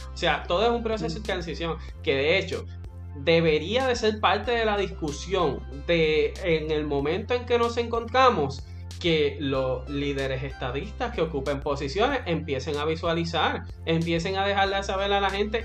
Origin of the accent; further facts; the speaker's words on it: Puerto Rico; como puertorriqueños